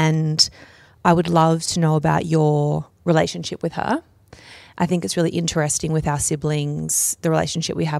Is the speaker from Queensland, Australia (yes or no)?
no; Camden, New South Wales, Australia; I'm from Camden